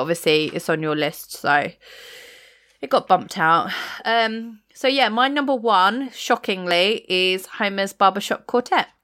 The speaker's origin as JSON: {"language": "English", "region": "England", "country": "United Kingdom", "said": "common as muck English that I am"}